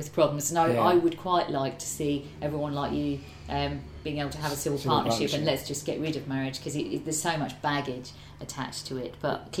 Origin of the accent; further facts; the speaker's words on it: Ormskirk, North West England, United Kingdom; Well, I grew up in Ormskirk in the northwest, and my girlfriend always makes fun of me because she says, "Oh, you love Ormskirk, don't you?"